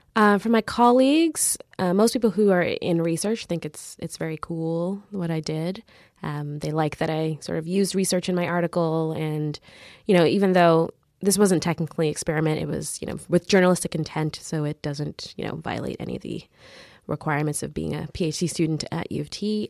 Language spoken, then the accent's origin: English; Mississauga, Ontario, Canada; also born or lived in Caribbean; I grew up in the suburbs of Mississauga